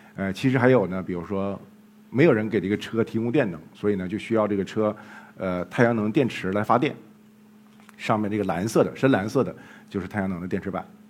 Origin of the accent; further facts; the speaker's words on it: Jilin, China; moved away; 后来我们又到了吉林，也是我的家乡，靖宇，徽南